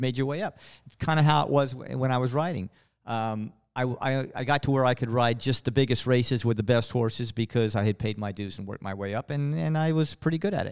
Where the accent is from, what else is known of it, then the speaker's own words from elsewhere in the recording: West Texas, United States; Growing up, in West Texas